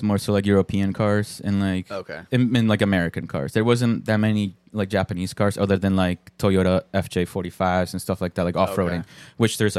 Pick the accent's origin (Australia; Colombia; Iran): Colombia; moved away; I'm Colombian.